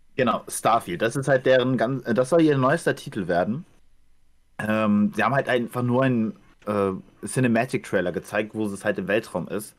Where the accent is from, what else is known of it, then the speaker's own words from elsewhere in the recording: Ukraine; moved away; dass ich das mein Heimatland ist